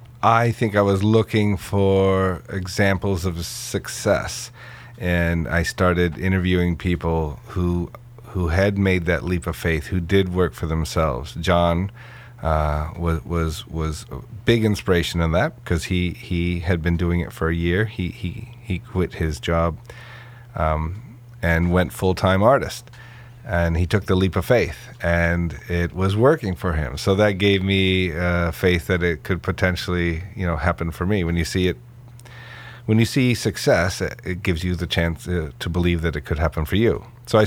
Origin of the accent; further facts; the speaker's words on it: Corning, New York, United States; No, in Corning, New York.